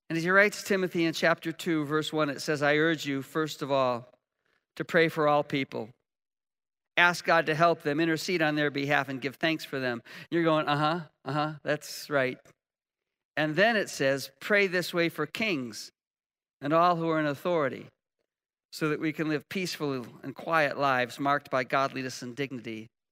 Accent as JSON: {"language": "English", "country": "United States", "said": "We're Americans"}